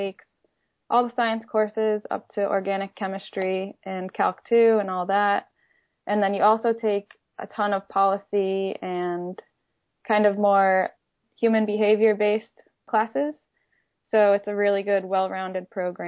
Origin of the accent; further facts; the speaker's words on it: Boynton Beach, Florida, United States; I grew up in South Florida, in Boynton Beach, to be exact.